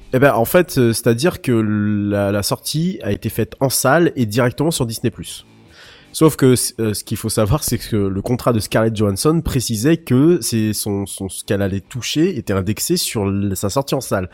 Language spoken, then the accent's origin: French; France; chez nous en France